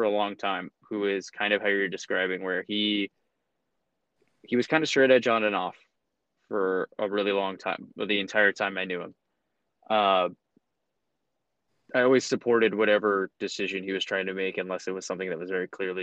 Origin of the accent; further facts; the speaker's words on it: Phoenix, Arizona, United States; also born or lived in Evanston, Illinois; I grew up really north in Phoenix